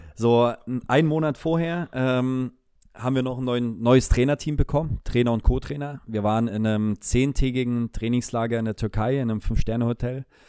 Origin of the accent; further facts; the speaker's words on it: Leipzig, Saxony, Germany; moved away as an adult; also born or lived in Munich; ich liebe diese Stadt, meine Heimatstadt